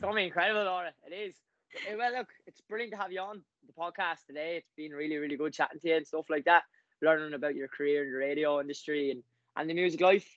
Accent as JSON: {"language": "English", "town": "Wexford", "region": "Leinster", "country": "Ireland", "said": "I'm from Wexford."}